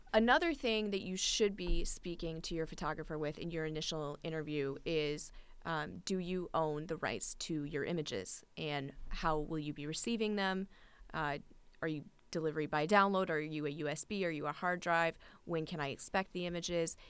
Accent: Newport, Rhode Island, United States; I've been a wedding and portrait photographer in my hometown of Newport, Rhode Island

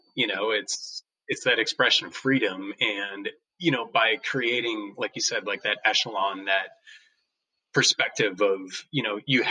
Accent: Crandon, Wisconsin, United States; I grew up in Crandon

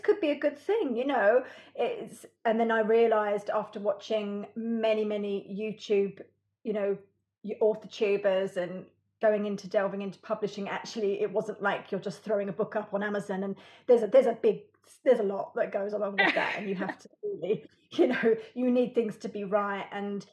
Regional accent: United Kingdom; I am British.

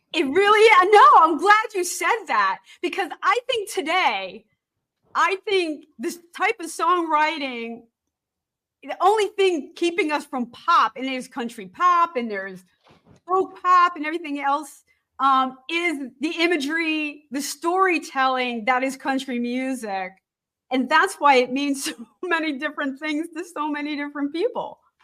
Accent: Allentown, Pennsylvania, United States; also born or lived in New Jersey; I'm from Allentown

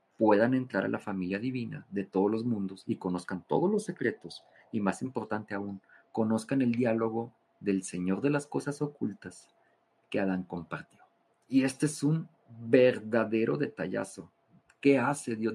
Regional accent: Mexico; soy mexicano

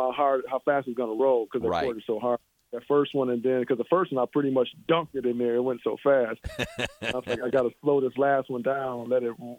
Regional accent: Michigan, United States; moved away; I'm originally from Michigan

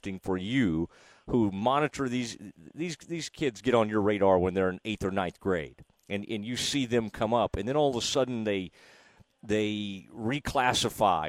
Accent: Dallas-Fort Worth area, Texas, United States; I grew up in the Dallas-Fort Worth area

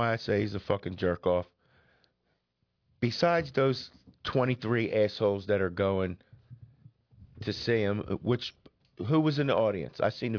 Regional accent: Norristown, Pennsylvania, United States; We're from Narstown.

